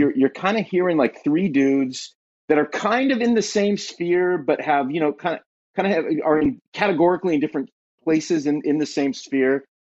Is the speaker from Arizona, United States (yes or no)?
no; Southern California, United States; moved away as an adult; now in Ashland, Ohio, United States; born and raised in Southern California